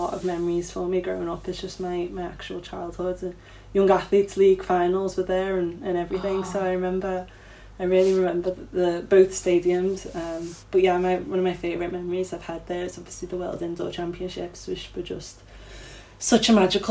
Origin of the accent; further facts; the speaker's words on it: Liverpool, North West England, United Kingdom; Wavertree, obviously my hometown in Liverpool, is where I trained